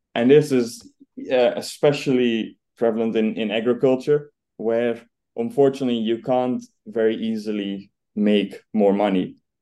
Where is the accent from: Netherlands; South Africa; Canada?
Netherlands; now in United Kingdom; as you can probably hear, I'm I'm Dutch. So I grew up in the Netherlands